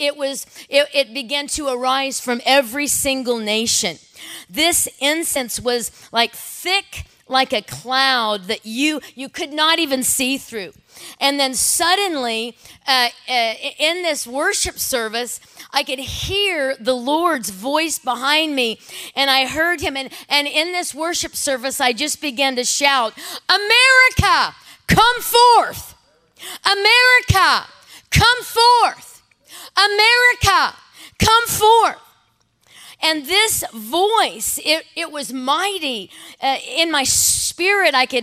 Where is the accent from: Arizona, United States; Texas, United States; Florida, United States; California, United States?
California, United States; I'm from California